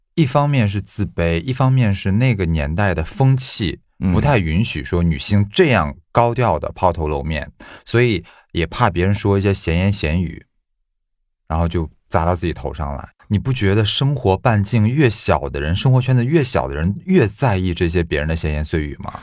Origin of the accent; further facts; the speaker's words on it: China; 我们中国人